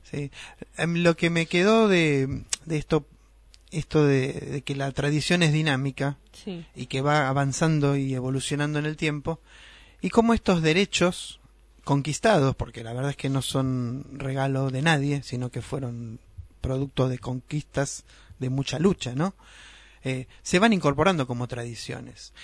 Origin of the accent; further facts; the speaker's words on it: Argentina; una tradición que tenemos los argentinos